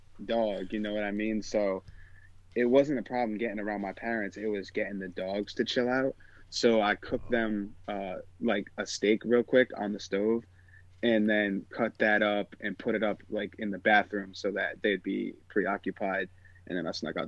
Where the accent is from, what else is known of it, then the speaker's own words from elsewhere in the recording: Rhode Island, United States; I'm from Rhode Island, a beach town